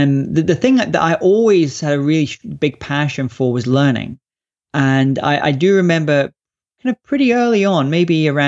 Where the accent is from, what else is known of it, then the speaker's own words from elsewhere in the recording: Scotland, United Kingdom; also born or lived in London; we moved up to Scotland when I was about 3 years old, and in the countryside, beautiful countryside of Scotland. And it was a pretty great place to grow up as a child